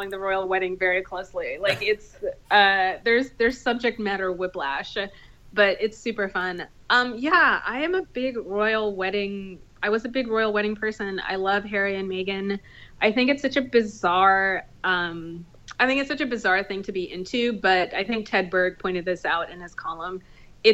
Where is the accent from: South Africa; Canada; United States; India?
India; I'm Indian